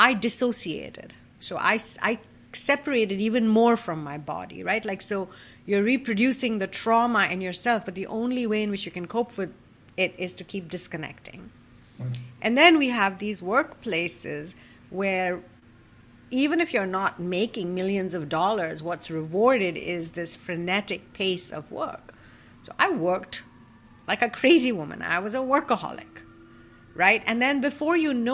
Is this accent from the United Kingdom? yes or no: no; Kolkata, West Bengal, India; as an Indian woman who grew up in a Hindu joint family in Calcutta